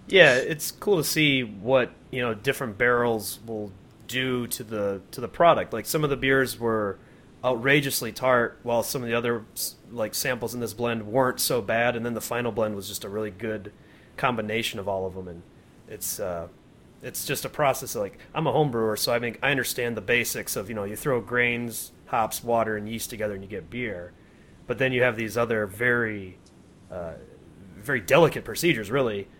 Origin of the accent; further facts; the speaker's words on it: Grand Rapids, Michigan, United States; also born or lived in Kalamazoo, Michigan; now in Colorado, United States; I'm originally from Grand Rapids